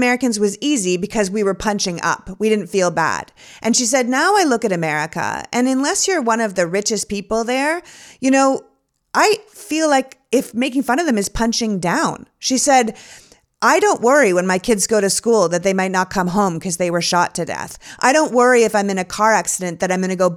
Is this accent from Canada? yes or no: yes; Canada; now in United States; I grew up in Canada